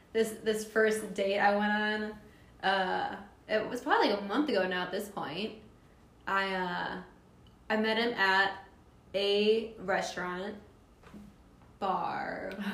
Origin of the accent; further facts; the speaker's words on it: Toledo, Ohio, United States; oh, I'm from Toledo.